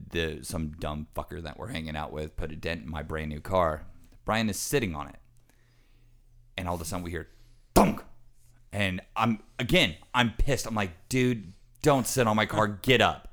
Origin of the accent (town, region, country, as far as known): United States